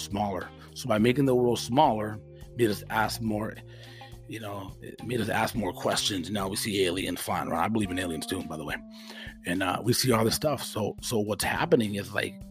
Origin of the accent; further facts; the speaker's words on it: United States; I'm an American with conservative, you know, values